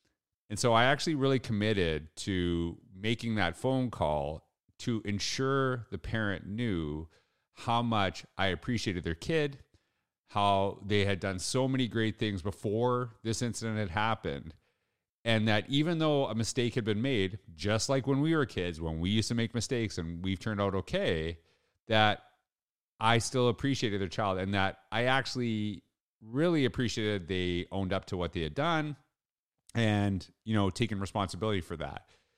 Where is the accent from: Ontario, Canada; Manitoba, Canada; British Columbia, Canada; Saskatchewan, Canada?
Saskatchewan, Canada; Humboldt; I distinctly remember how important the school that I grew up in Humboldt, Saskatchewan, how important it was to our community